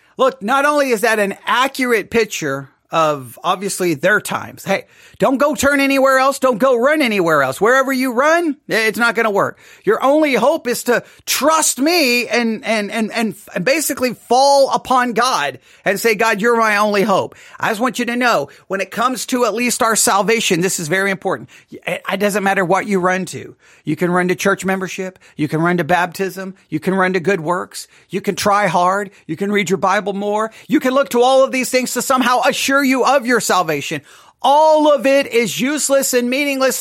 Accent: Texas, United States; I'm from Texas

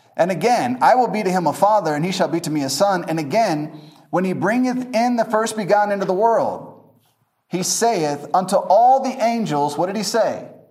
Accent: United States; moved away as an adult; now in Masaka, Uganda

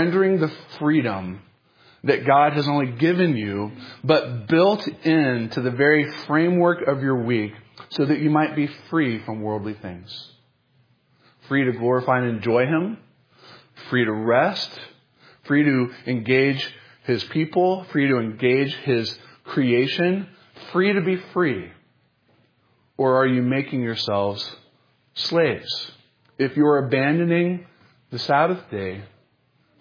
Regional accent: North Carolina, United States; born or raised there

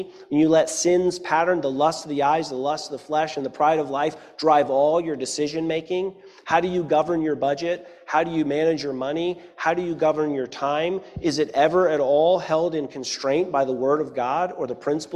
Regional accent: Eastern North Carolina, United States; I grew up in Eastern North Carolina

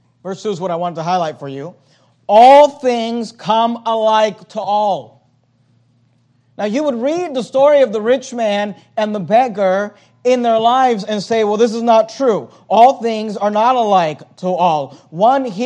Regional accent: United States; also born or lived in Venezuela; My family moved here when I was 4 years old

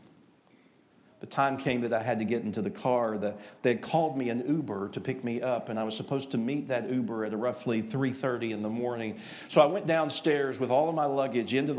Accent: East Tennessee, United States; I am from East Tennessee

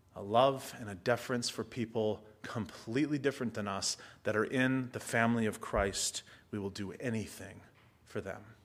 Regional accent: United States; first language English; I speak one because I'm American

